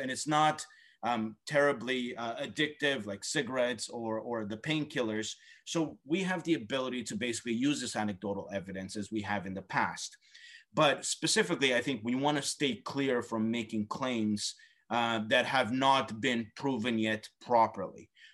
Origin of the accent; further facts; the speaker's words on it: Canada; as a Canadian